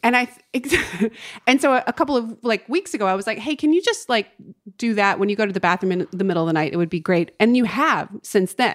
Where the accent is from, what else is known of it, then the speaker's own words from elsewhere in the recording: North Carolina, United States; moved away as an adult; now in Los Angeles, United States; my hometown in North Carolina.